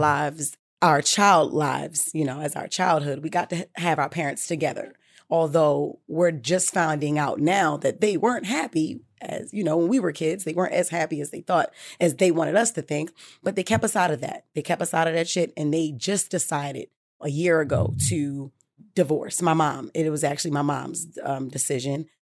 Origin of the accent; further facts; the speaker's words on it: Baltimore, Maryland, United States; I'm from Baltimore